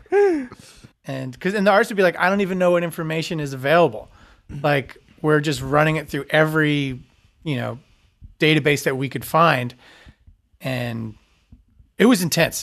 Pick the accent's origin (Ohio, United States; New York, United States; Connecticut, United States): New York, United States; Long Island; I grew up on Long Island